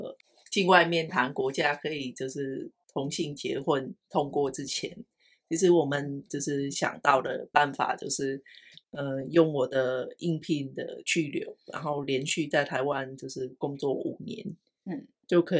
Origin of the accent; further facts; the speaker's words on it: Vietnam; 觉得我是越南人，嗯，对，然后我还有我。家人在那边这样。